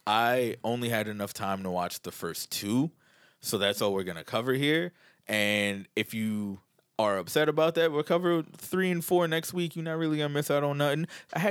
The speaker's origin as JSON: {"language": "English", "town": "Queens", "region": "New York", "country": "United States", "said": "The one, I'm from Queens, bro."}